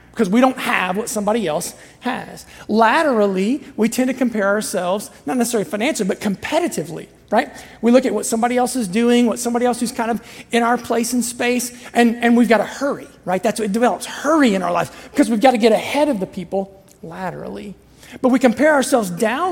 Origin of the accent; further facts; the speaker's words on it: Southern Ohio, United States; I'm from Southern Ohio